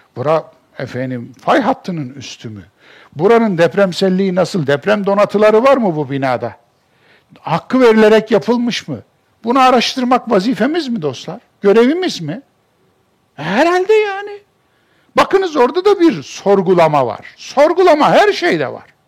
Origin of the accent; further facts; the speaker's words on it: Kayseri Province, Turkey; Benim doğduğum memleketimin işte en büyük alameti farikası Erciyes'tir. Ben Erciyes'e bakarak büyümüş bir insanım.